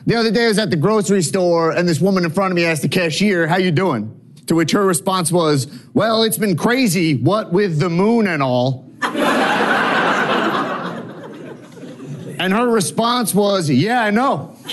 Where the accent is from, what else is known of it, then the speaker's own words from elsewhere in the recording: New York, United States; now in Los Angeles, United States; I'm from New York